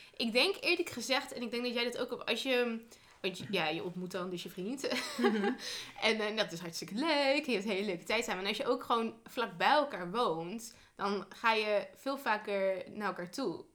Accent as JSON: {"language": "Dutch", "region": "northern Netherlands", "country": "Netherlands", "said": "naar het noorden, hè, naar waar ik vandaan kom."}